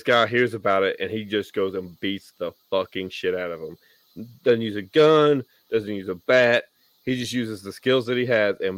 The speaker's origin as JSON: {"language": "English", "region": "Tennessee", "country": "United States", "tie": "born or raised there", "said": "my home state of Tennessee"}